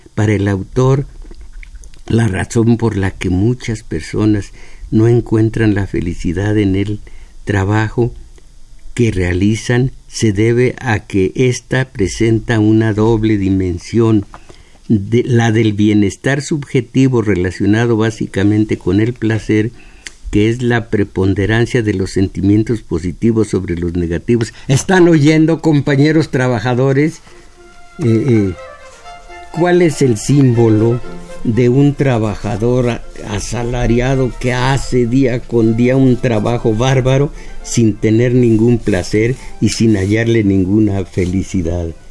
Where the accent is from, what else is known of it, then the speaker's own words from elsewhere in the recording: Mexico; como mexicanos